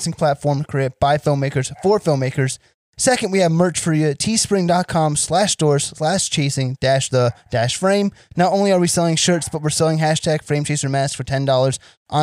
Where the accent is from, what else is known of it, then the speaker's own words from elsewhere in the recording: New Jersey, United States; I'm from Central Jersey